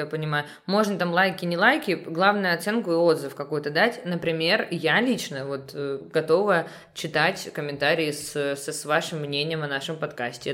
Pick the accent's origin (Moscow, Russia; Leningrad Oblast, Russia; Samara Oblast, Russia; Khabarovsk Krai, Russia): Leningrad Oblast, Russia; also born or lived in Saint Petersburg; родилась в Санкт-Петербурге, но мои родители решили растить нас за городом. И получается, я росла, м, в небольшом поселке